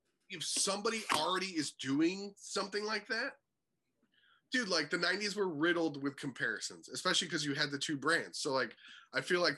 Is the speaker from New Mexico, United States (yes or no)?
no; Florida, United States; I'm from Florida